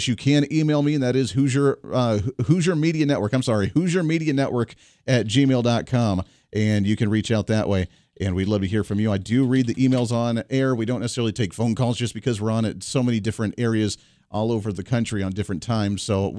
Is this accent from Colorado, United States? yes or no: yes; Colorado, United States; I came from Colorado. I saw it. I lived in a way prettier town, I thought, up in the mountains, not beside the mountain, and actually enjoying the scenic outdoor views of my little town in Colorado.